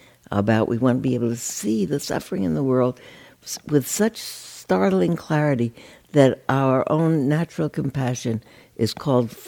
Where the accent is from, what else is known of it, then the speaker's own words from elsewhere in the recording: New York, United States; now in California, United States; I grew up in New York, and I've lived out here for 50 years, 60 years.